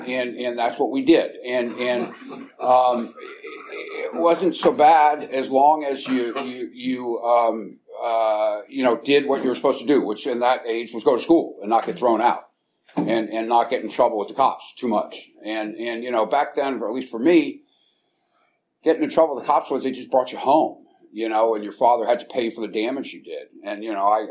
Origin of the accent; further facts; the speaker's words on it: San Francisco, California, United States; I was born and raised in San Francisco, and in a little neighborhood out in the Mission called St. Mary's Park.